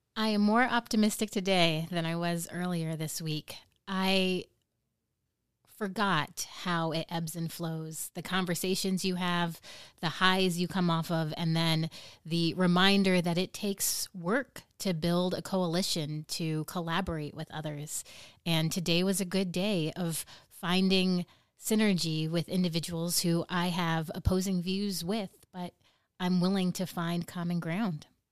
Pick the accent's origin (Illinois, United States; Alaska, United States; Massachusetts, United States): Alaska, United States; Nome; people from my hometown of Nome